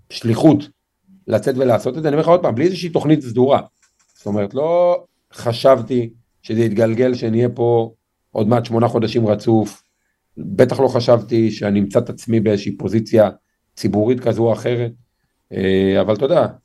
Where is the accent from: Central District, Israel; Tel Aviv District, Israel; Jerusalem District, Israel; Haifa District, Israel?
Central District, Israel; Lod; אבל גדלתי בשכונה שנגיד בהערכה גסה, 90 פלוס אחוז ממנה מולד עדות המזרח, שכונה קשת יום. איפה? משפחה קשת יום. בלוד.